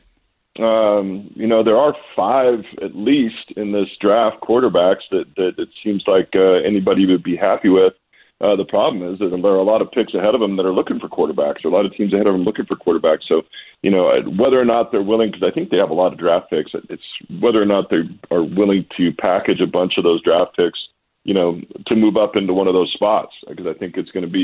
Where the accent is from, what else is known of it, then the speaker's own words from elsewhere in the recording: Walla Walla, Washington, United States; also born or lived in New England; out here in my hometown